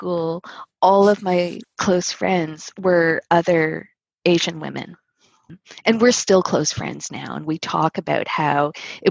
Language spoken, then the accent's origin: English; Winnipeg, Manitoba, Canada; moved away as an adult; now in Toronto, Canada; I grew up in the north end of Winnipeg, where there was a very large Filipino community